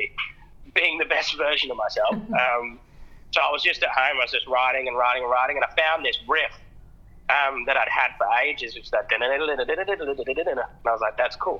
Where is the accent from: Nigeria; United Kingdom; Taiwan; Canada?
United Kingdom; England; also born or lived in Adelaide, Australia / Sydney, Australia; now in Australia; I moved from England